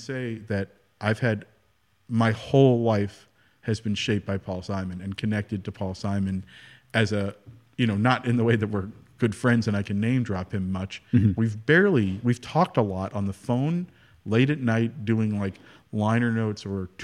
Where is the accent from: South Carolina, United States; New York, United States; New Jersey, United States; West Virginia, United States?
New Jersey, United States; I'm from New Jersey